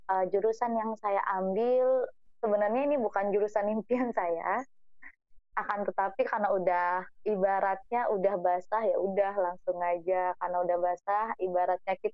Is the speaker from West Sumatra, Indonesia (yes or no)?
yes; Padusunan, West Sumatra, Indonesia; born there; Nah, saya sendiri juga lahir di Padusunan dan bagi saya pribadi bahasa Inggris itu adalah ibaratnya jangankan bahasa Inggris, bahasa Minangnya aja masih banyak yang belum diketahui